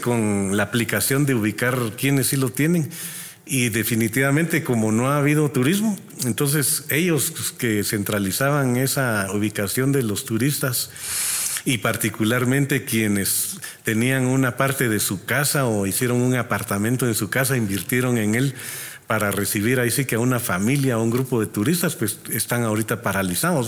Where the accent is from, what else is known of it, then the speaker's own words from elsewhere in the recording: Guatemala; nuestra población, nuestra gente es trabajadora